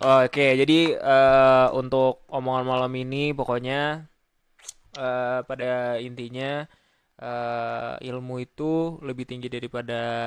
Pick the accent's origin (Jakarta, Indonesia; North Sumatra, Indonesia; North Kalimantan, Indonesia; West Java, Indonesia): Jakarta, Indonesia; moved away as an adult; also born or lived in Central Java; now in Bandung, Indonesia; gua misalnya asalnya dari Jakarta, tapi gua gua kuliah di Bandung